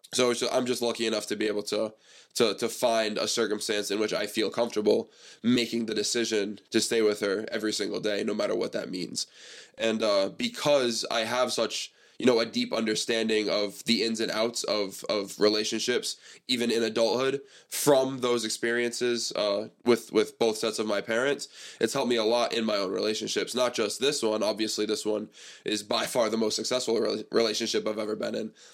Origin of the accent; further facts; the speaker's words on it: Seekonk, Massachusetts, United States; also born or lived in East Providence, Rhode Island / Pawtucket, Rhode Island / Cranston, Rhode Island; I grew up in Seekonk. I have all these friends in Seekonk